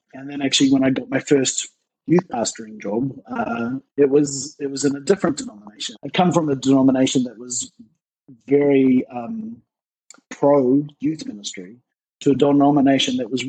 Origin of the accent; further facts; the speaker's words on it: Australia; also born or lived in New Zealand / South Africa / United Kingdom / Malaysia; now in Canada; So I'm originally from New Zealand, but grew up in Australia for 15 years, and then back to New Zealand. And then since there, I've lived all over the world.